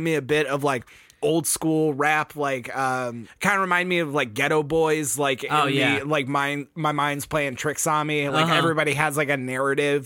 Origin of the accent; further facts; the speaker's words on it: Texas, United States; we're from Texas, so I just put that hard A in everything